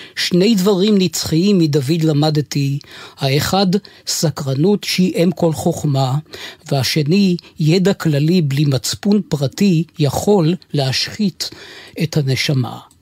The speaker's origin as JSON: {"language": "Hebrew", "town": "Nahalal", "region": "Northern District", "country": "Israel", "tie": "born or raised there", "said": "נהלל שלי זה המון, היא חלק ממני ואולי כולי, אינני יודע. אהבה כואבת שכזו, שנולדתי בה"}